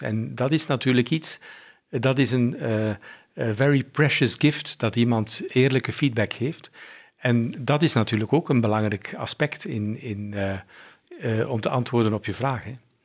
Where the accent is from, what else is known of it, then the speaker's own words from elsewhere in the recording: Bruges, Flanders, Belgium; also born or lived in Germany; ik ben ehm, opgegroeid in, een, ehm, in West-Vlaanderen, in Brugge.